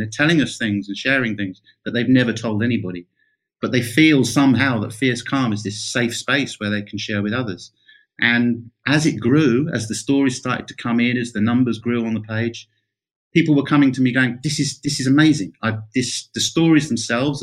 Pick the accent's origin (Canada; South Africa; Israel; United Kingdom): United Kingdom; rural England; my local studio in my hometown in rural England